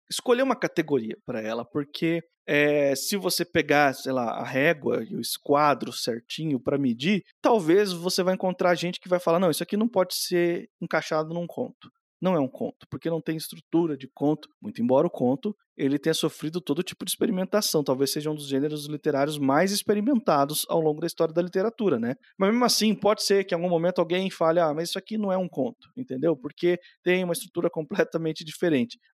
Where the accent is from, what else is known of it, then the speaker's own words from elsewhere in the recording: Brazil; A gente cresceu no Brasil, a gente, a gente conhece essa galera.